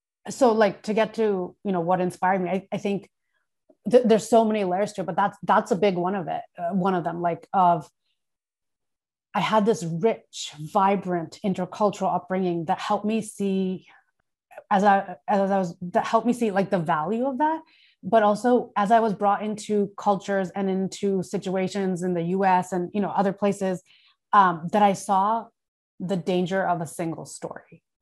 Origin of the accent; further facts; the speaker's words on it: Thailand; I grew up in Thailand. Like we take off our shoes before we go into the house.